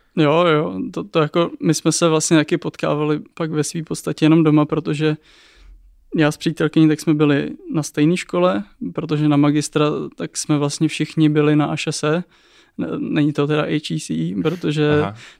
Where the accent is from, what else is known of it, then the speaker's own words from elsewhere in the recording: Czechia; jako Češi